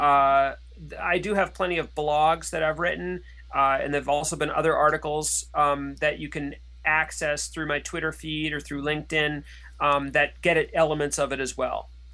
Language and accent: English; United States; also born or lived in France; as an American